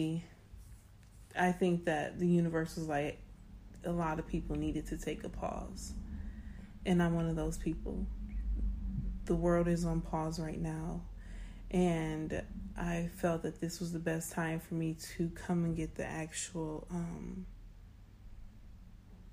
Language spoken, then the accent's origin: English; Detroit, Michigan, United States; also born or lived in Texas; now in United Kingdom; I was raised in Detroit